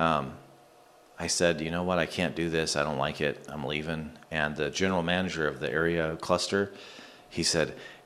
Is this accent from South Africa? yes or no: no; Bakersfield, California, United States; Right here, Bakersfield, California